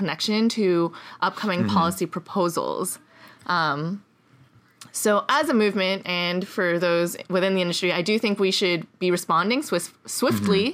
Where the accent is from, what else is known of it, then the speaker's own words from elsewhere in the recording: Montreal, Quebec, Canada; moved away; also born or lived in Boulder; Montreal, which is my hometown